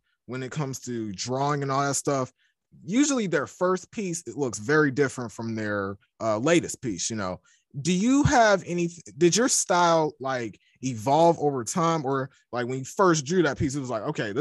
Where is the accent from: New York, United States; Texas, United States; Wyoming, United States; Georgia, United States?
Georgia, United States; Atlanta; I'm from Atlanta, okay. Georgia